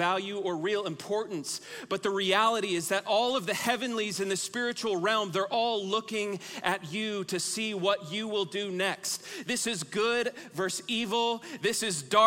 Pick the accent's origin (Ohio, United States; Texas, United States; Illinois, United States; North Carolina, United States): Texas, United States; moved away as an adult; also born or lived in Oklahoma; I was born and raised in the great state of Texas